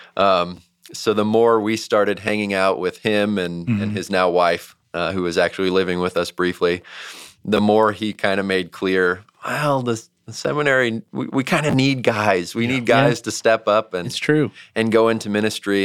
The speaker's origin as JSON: {"language": "English", "town": "St. Louis", "region": "Missouri", "country": "United States", "also_born_or_lived": "Georgia", "moved": "as an adult", "said": "we're both from St. Louis"}